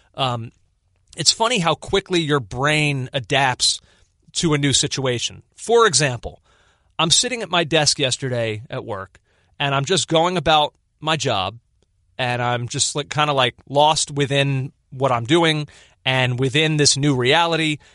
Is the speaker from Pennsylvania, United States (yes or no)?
yes; Philadelphia, Pennsylvania, United States; as a Philadelphian, I was born in nineteen eighty-four.